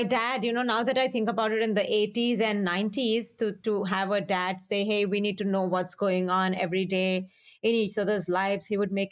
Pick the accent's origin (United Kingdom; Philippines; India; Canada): India; Hyderabad, Telangana; moved away as an adult; also born or lived in Punjab, India; now in Minnesota, United States; I grew up in Hyderabad, which at that time did not seem like a small town